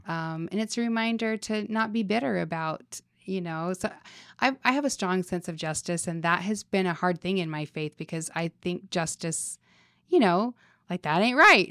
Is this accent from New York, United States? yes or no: no; Salt Lake City, Utah, United States; moved away as an adult; now in Las Vegas, United States; growing up in Utah